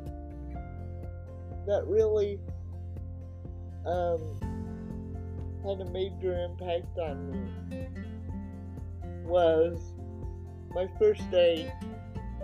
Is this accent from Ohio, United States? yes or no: no; Oregon, United States; a 9-year-old kid growing up in Oregon